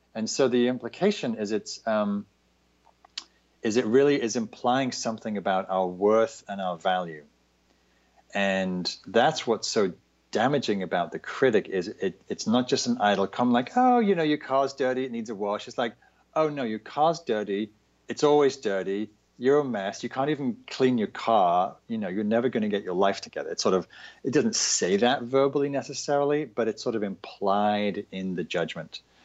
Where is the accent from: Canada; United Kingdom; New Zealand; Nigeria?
United Kingdom; the north of England; moved away; also born or lived in London; I'm from England. I grew up in Northern England.